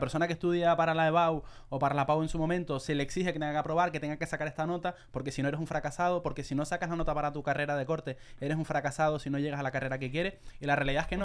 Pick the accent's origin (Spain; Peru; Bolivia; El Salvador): Spain; Canary Islands; yo soy de Canarias, soy más animado